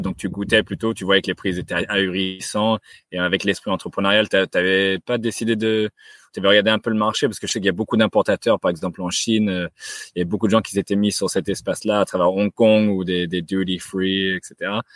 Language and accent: French; France; on est français, donc naturellement en fait, c'est inné